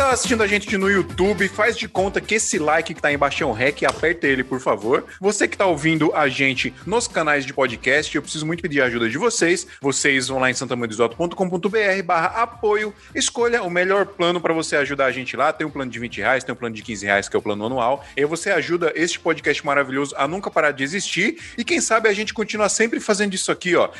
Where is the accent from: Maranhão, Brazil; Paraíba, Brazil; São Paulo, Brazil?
Paraíba, Brazil; moved away; eu não sou de João Pessoa, mas eu sou da Paraíba também. Para quem não sabe, eu sou paraibaninho